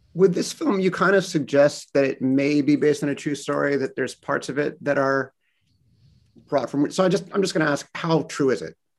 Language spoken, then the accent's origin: English; Los Angeles, California, United States; moved away as an adult; now in Boston, United States; I am from Los Angeles in Boston now because of my wife